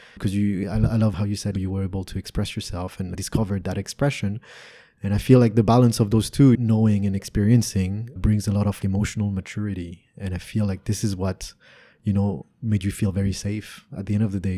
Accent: France; also born or lived in Canada; now in Vietnam; Growing up in Europe

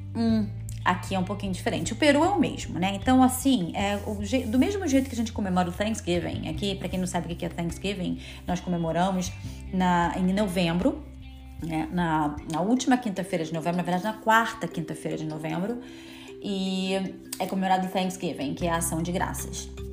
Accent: Rio de Janeiro, Brazil; now in United States; eu sou do Rio de Janeiro

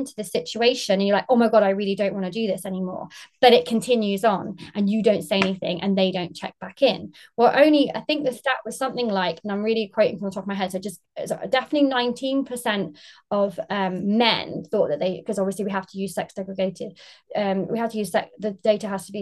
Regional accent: United Kingdom; now in Margate, United Kingdom; I'm based in Margate in England, UK. Obviously, I'm very British.

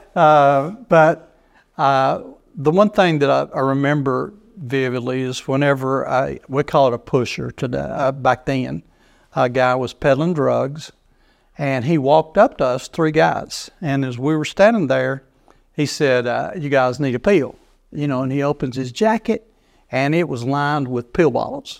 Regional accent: United States; also born or lived in Chicago, Illinois, United States; I was born in Chicago, Illinois, just right outside Chicago, and moved down here when I was just a small child. Don't even remember being up there, so you can't call me a Yankee

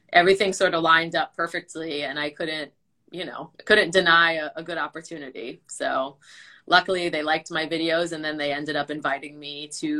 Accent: Long Island, New York, United States; I'm from Long Island, New York.

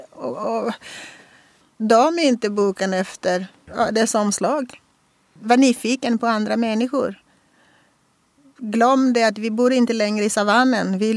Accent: Russia; Så att liksom så bara, ja, jag är från Ryssland.

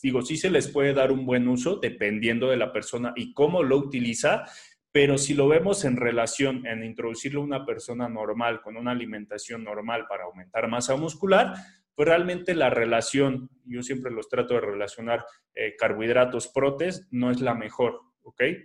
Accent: Mexico; aquí en mi país

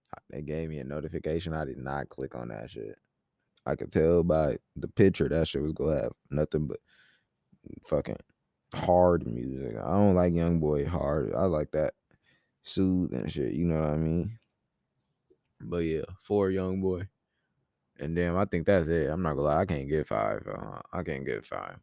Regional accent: Rockford, Illinois, United States; moved away; I was in my hometown, Rockford, Illinois, for, like, three weeks

